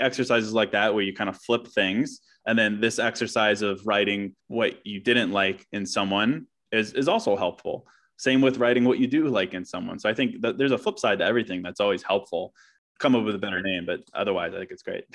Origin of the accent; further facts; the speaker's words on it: Charlottesville, Virginia, United States; now in Chicago, United States; I was born in Chicago, but moved to Virginia when I was like two. So I grew up in Charlottesville, Virginia, but now I'm back here.